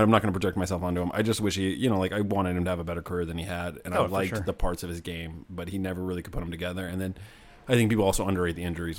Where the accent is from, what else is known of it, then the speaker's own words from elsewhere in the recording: United States; as an American